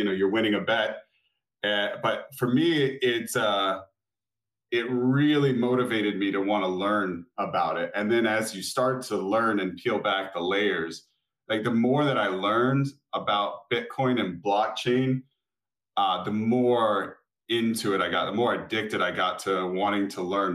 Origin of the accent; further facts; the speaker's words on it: Florida, United States; I live in Florida. I'm from Florida